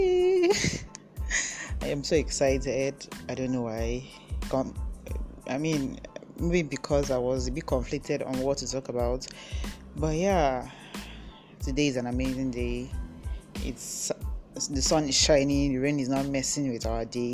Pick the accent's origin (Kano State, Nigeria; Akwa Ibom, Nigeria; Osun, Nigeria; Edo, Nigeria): Akwa Ibom, Nigeria; Etinan; moved away as an adult; also born or lived in Uyo, Nigeria; now in Abuja, Nigeria; I grew up in Akwa Ibom State. I grew up in Etinan.